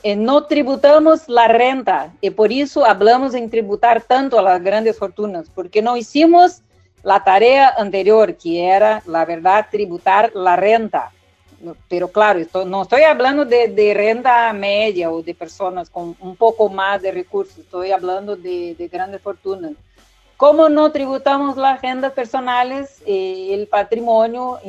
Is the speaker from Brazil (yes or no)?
yes; Brazil; nosotros en Brasil